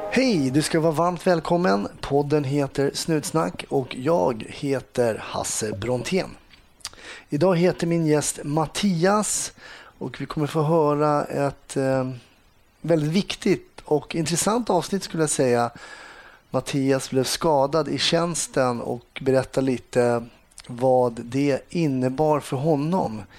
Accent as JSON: {"language": "Swedish", "area": "West coast", "region": "Västra Götaland", "country": "Sweden", "accent": "west coast (Gothenburg) dialect", "said": "låter i alla fall som en guy from the west coast. Ja, jag har väl dialekten i alla fall."}